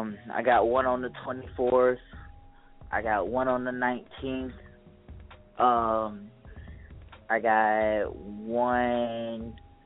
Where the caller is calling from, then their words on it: St. Petersburg, Florida, United States; St. Petersburg, Florida. The bird in the building.